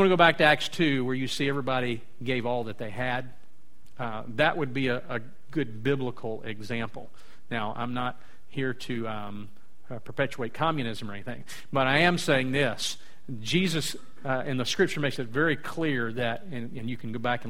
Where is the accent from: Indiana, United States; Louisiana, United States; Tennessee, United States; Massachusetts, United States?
Louisiana, United States; South; I'm from South Louisiana